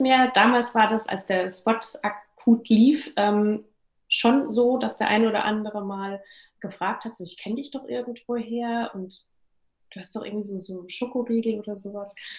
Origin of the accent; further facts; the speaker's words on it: Großenlüder, Hesse, Germany; moved away; ich komme aus einem kleinen Dörfchen bei Fulda, Großen Lüder, falls es Leute mal googeln wollen, wo das liegt. Und bin dort aufgewachsen